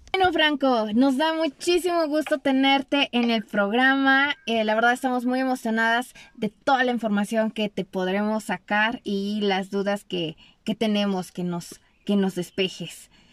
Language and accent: Spanish; Mexico; a nosotros como mexicanos